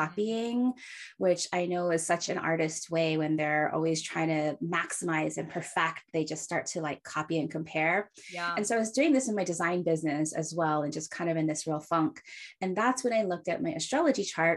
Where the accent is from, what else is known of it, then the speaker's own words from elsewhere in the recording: Hawaii, United States; now in San Francisco, United States; I was born and raised in Hawaii, but now live in San Francisco